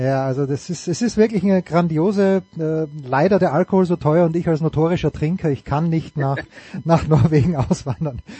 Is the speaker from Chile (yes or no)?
no; Austria; moved away; aus meinem Heimatland, zu dem ich mich manchmal mehr hingezogen fühle, oft weniger hingezogen fühle